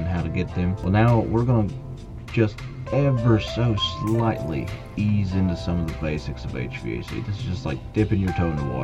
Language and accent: English; West Virginia, United States; I grew up here in West Virginia